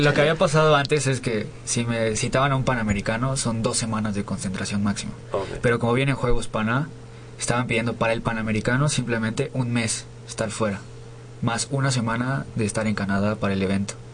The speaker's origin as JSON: {"language": "Spanish", "region": "Nayarit", "country": "Mexico", "moved": "yes", "lives_now": "Mexico City, Mexico", "said": "yo no soy de aquí, yo soy de Nayarit."}